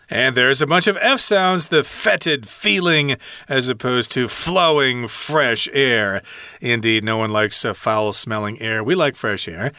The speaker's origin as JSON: {"language": "English", "country": "United States", "said": "as an American"}